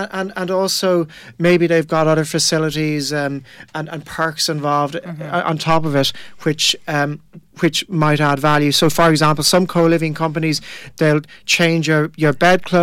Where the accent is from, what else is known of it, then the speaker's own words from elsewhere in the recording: Tipperary, Munster, Ireland; I moved to Dublin from Tipperary, where I'm from